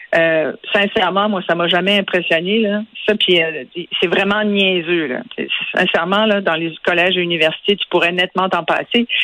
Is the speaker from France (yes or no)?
no; Quebec, Canada; chez nous au Québec